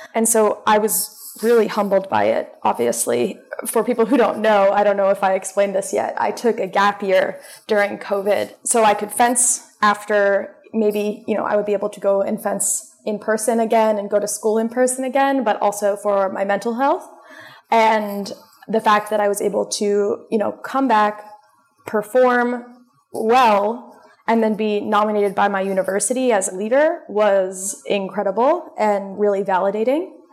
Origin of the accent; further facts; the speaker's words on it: Westchester County, New York, United States; I grew up in Westchester County, New York, so only a 45 minute train ride from Columbia's campus